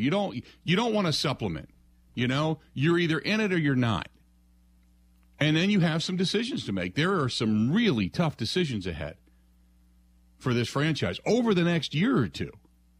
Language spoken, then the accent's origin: English; Cincinnati, Ohio, United States; I grew up in Cincinnati